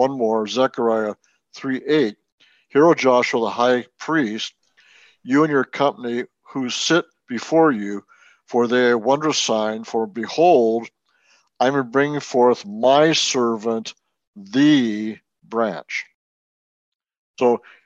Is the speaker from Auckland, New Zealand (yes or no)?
no; Wellington, New Zealand; moved away; I was born in Wellington, New Zealand